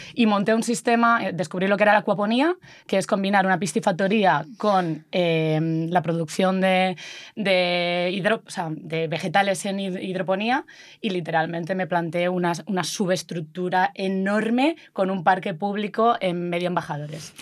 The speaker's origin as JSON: {"language": "Spanish", "region": "Galicia", "country": "Spain", "said": "yo que también soy gallega"}